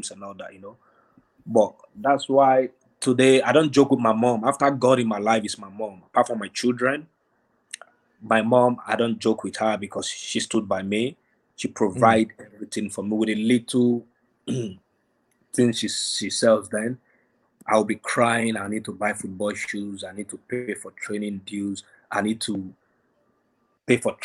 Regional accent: Lagos, Nigeria; moved away; I was born in Lagos, in Ajegunle. I don't know if you know where that is, like a ghetto

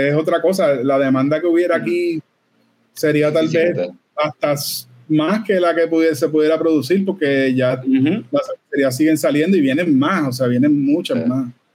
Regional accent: Puerto Rico; Todos los que somos de Puerto Rico

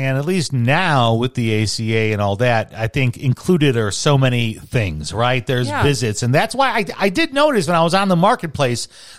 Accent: Chicago, Illinois, United States; growing up in Chicago

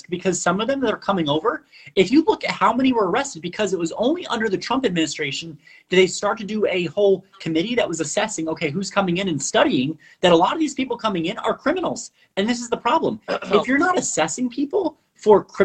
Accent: Puerto Rico; first language Spanish; I'm from Puerto Rico, or our family historically, regardless from Puerto Rico

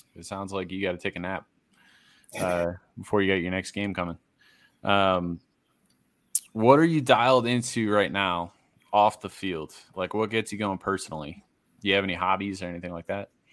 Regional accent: Massachusetts, United States; I'm from Massachusetts. I grew up a Red Sox fan

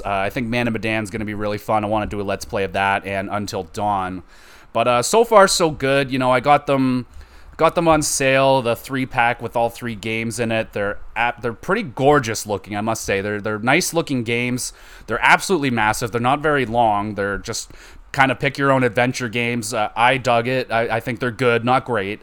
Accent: Canada; I'm Canadian, so we do a school trip to Ottawa

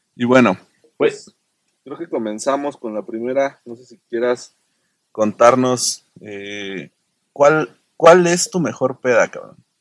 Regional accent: Querétaro, Mexico; yo soy de Querétaro

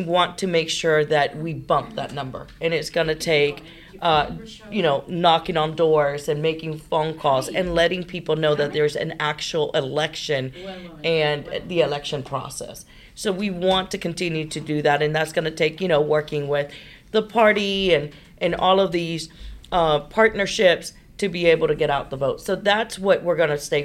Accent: New York City, New York, United States; now in Houston, United States; I'm from New York

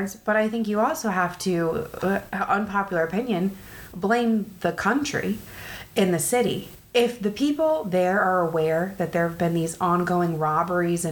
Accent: United States

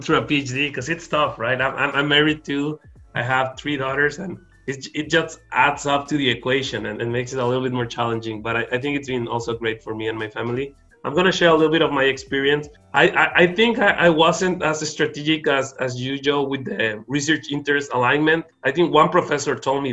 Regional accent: Mexico; moved away as an adult; also born or lived in Arizona; I wanted to be close to my hometown, be close to my family. So I wanted to be close to Mexico

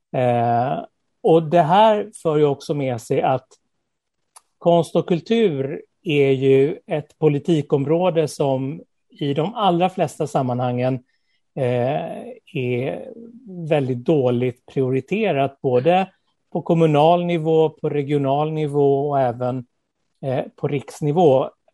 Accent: Skåne, Sweden; also born or lived in Småland / Lessebo; Född i Småland, uppvuxen i Skåne

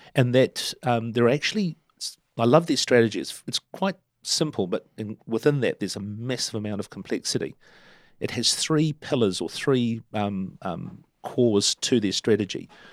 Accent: Turangi, Waikato, New Zealand; also born or lived in Argentina; now in Hamilton, New Zealand; Turangi, um, in the central North Island Plateau, my hometown

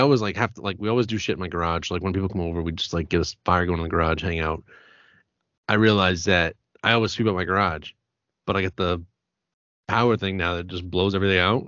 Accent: Rumford, Maine, United States; growing up in Rumford, it was like you knew your neighbors

